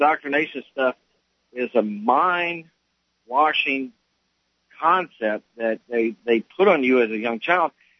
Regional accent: Monroe, Louisiana, United States; when I graduated from high school, I was socially promoted from Neville High School in Monroe, Louisiana

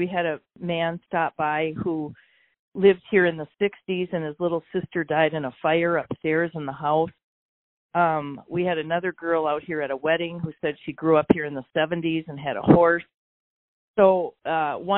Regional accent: Delano, Minnesota, United States; I grew up in Delano

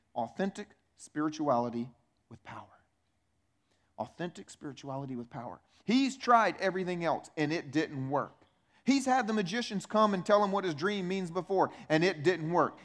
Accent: United States; also born or lived in Romania; I grew up in America

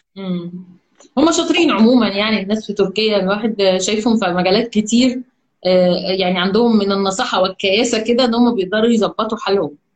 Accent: Egypt

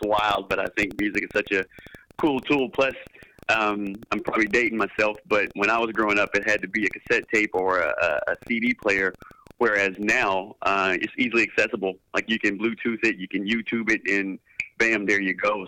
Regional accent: the South, United States; I'm from the South and I grew up

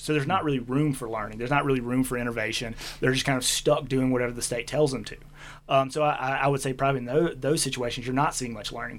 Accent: Mississippi, United States; accent: southern; moved away as an adult; also born or lived in Valdosta, Georgia; now in Boise, United States; if you can hear the uh, southern accent through the radio, it's that's why I'm born and bred in Mississippi

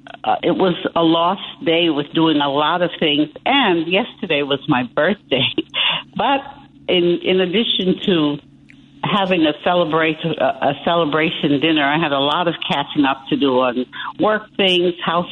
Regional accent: New York, United States; moved away; I am from New York originally

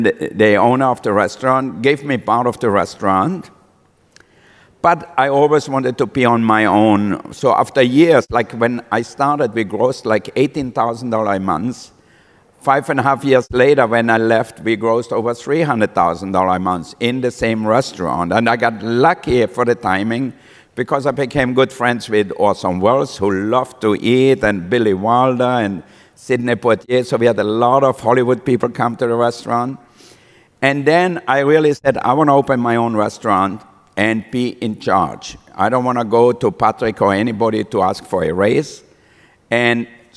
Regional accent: Austria; moved away as an adult; also born or lived in Villach, Austria / France / Monaco; now in United States; I was born in Austria, and I had a very difficult childhood.

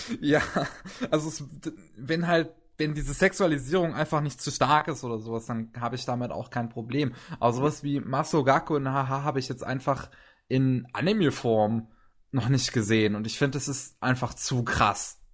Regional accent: Germany; Bei uns in Deutschland

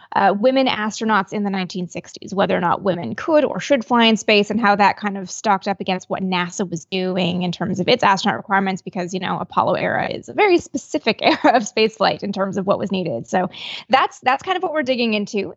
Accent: Canada; I'm from Canada

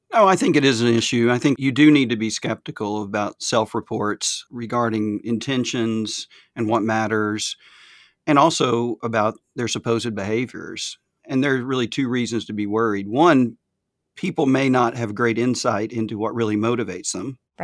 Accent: the South, United States; accent: Southern; my Southern accent

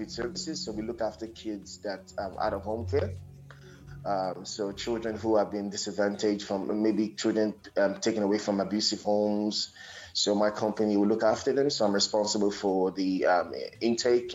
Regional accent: Nigeria; moved away as an adult; also born or lived in Nsukka, Nigeria; now in Sydney, Australia; I was born in Nigeria

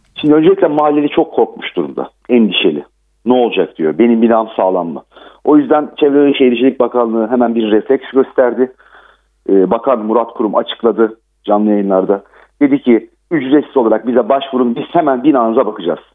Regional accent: Gölcük, Kocaeli, Turkey; ben değirmen dereliyim, Gölcüklüyüm. Depremin merkezi benim memleketim.

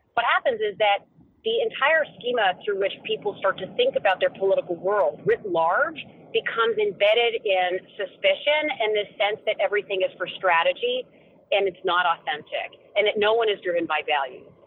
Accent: New Hampshire, United States; I grew up in New Hampshire, the first primary state in the nation

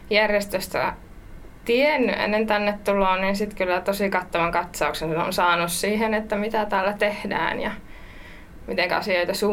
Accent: Savonia, Finland; se on tausta on, että tulen tosiaan Savosta, pieneltä lypsykarjatilalta

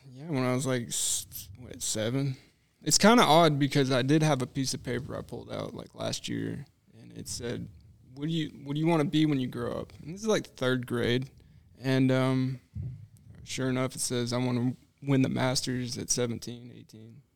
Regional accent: Knoxville, Tennessee, United States; moved away

